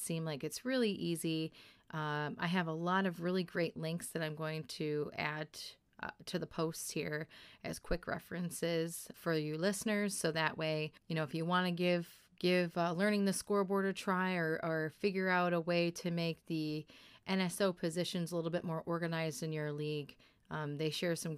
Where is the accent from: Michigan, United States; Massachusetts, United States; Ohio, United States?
Michigan, United States; Kalkaska; I hail from Kalkaska, which is the Small Town Outlaws